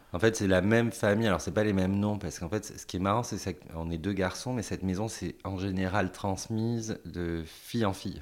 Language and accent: French; Paris, Île-de-France, France; moved away as an adult; now in Thouars, France; en tant que Parisien, de venir habiter là